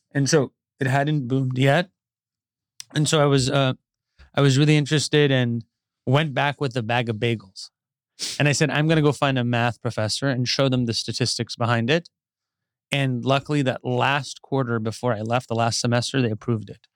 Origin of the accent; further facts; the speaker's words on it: Westlake Village, California, United States; I grew up in Westlake Village.